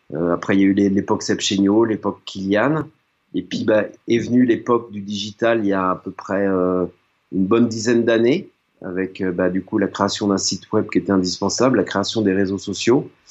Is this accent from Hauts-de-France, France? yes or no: no; Nantes, Pays de la Loire, France; j'ai grandi à Nantes